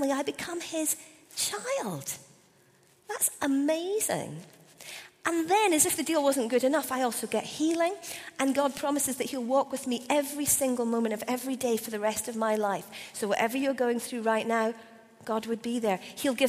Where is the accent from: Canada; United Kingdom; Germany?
United Kingdom; Scotland; as a Scottish person, 6 months after I'd become a Christian